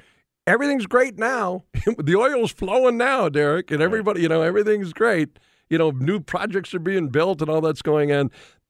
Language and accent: English; Williston, North Dakota, United States; I'm from Williston, North Dakota, and I've been through a couple of different oil booms